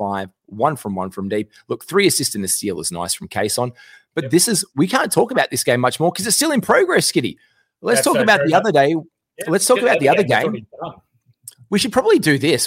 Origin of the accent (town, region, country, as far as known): Australia